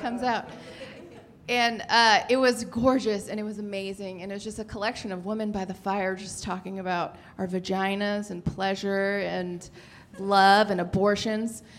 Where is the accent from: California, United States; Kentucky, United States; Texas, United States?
California, United States; San Francisco; I feel like I come from San Francisco